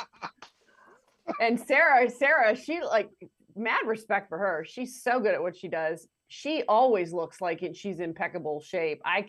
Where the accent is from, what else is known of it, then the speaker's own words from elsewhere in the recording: Canada; moved away; also born or lived in Oklahoma; when I was growing up in my driveway in Canada